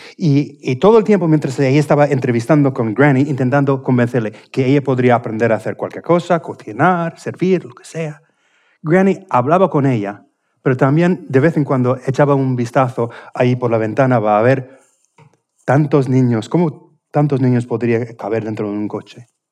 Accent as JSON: {"language": "Spanish", "region": "Indiana", "country": "United States", "second_language": "Spanish", "moved": "yes", "said": "de mi tierra, justamente del estado de Indiana, de donde, de donde, soy"}